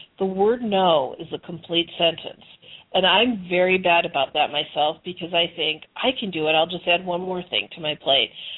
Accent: Chicago, Illinois, United States; moved away as an adult; also born or lived in Arizona; now in Nevada, United States; I was born and raised in Chicago

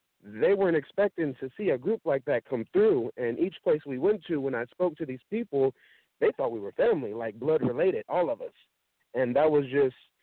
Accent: Sacramento, California, United States; I'm from Sacramento, California

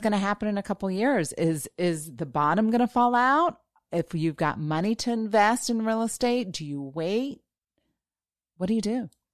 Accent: Florida, United States; I'm from Florida

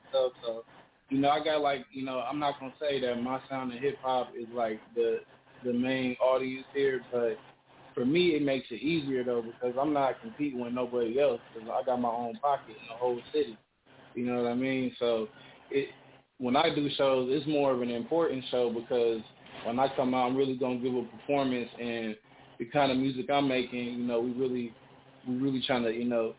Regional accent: Sacramento, California, United States; now in Dallas, United States; Well, look, now I'm from Cali, right? I'm originally from Sacramento, California.

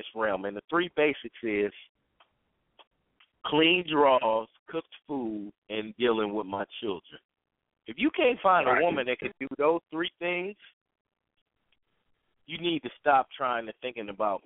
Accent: Southern California, United States; I grew up in Southern California

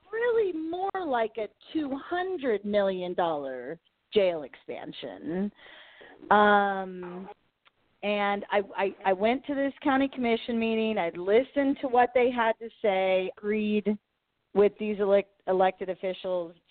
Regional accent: Kansas, United States; I was involved in a campaign here in my hometown around the beginning of the year.

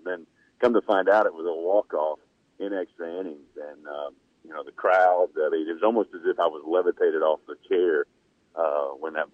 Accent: Kentucky, United States; I grew up in Kentucky

